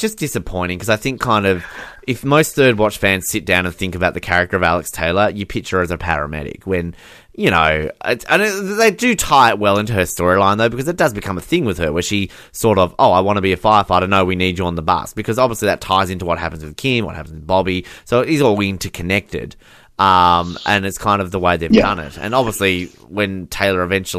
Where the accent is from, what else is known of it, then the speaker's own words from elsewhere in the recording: Australia; as an Australian